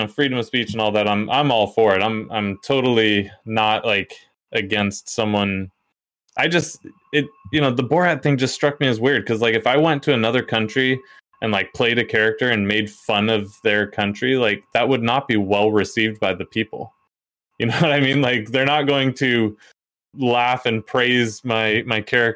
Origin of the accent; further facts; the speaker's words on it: United States; as an American, this dude comes to our country